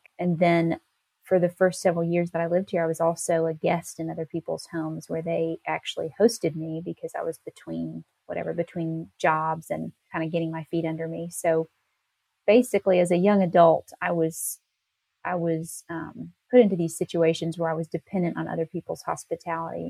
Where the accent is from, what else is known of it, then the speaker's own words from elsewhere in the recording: Nashville, Tennessee, United States; moved away as an adult; I grew up more in the Nashville area, but I moved to this little town when I was a young adult